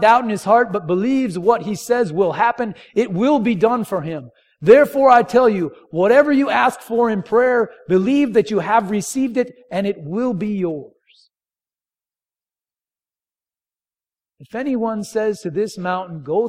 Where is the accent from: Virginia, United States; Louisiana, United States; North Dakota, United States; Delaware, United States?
North Dakota, United States; moved away; I'm grew up in North Dakota